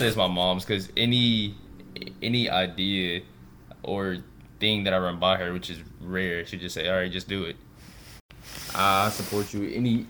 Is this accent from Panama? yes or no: no; St. Louis, Missouri, United States; We're from St. Louis. Shout out 314 to Lou